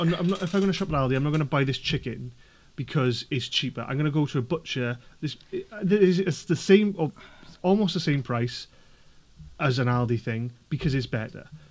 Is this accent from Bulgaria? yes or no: no; Welsh, Wales, United Kingdom; being Welsh myself